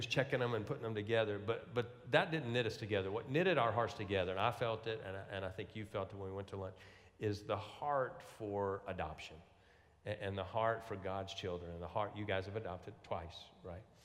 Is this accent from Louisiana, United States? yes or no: yes; Louisiana, United States; I'm from Louisiana